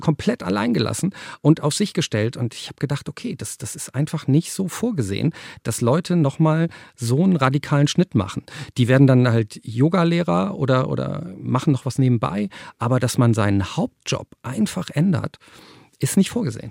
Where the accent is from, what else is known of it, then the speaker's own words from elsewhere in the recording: Cologne, North Rhine-Westphalia, Germany; ich bin in Köln geboren